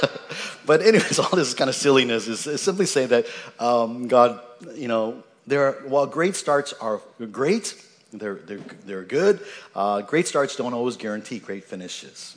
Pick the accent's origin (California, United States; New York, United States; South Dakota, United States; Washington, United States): Washington, United States; Seattle; having been raised, grown, born and raised in Seattle